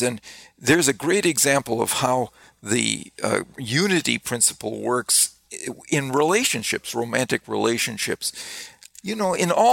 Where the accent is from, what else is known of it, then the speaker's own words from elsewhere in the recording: Wisconsin, United States; I grew up in Wisconsin